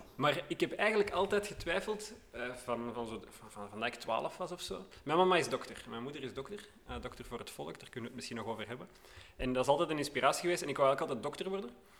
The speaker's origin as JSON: {"language": "Dutch", "town": "Hoboken", "region": "Flanders", "country": "Belgium", "tie": "born or raised there", "also_born_or_lived": "Sint-Niklaas", "lives_now": "Borgerhout, Belgium", "said": "Opgegroeid in Hoboken"}